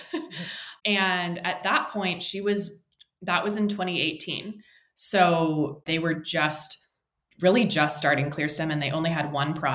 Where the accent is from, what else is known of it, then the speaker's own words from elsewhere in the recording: San Francisco, California, United States; moved away as an adult; now in San Diego, United States; I was born and raised in San Francisco, California, moved down to San Diego for college